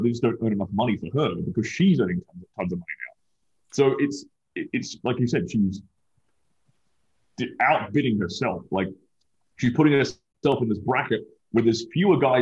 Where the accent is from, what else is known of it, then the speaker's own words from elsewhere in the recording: Australia; now in Miami, United States; I'm an Australian. I'm an immigrant